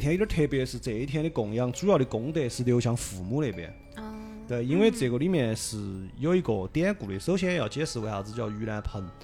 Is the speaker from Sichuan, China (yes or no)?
yes; Sichuan, China; 我们四川这边